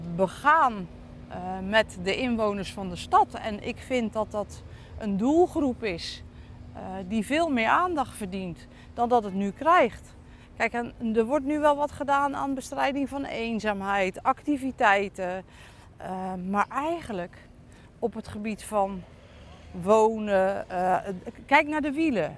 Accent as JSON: {"language": "Dutch", "town": "Dordrecht", "region": "South Holland", "country": "Netherlands", "tie": "born or raised there", "said": "Ik ben zelf in de Colijnstraat geboren"}